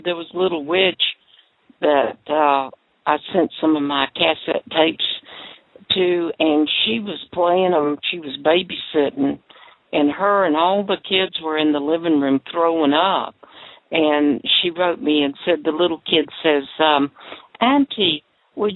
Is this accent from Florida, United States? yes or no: yes; Jacksonville, Florida, United States; I'm from Jacksonville, too